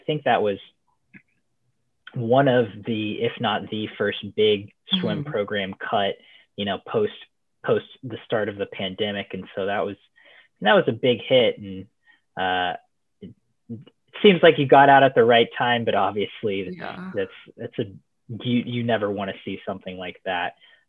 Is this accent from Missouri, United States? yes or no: yes; Missouri, United States; I'm from Missouri, so I know what those lakes are like in April.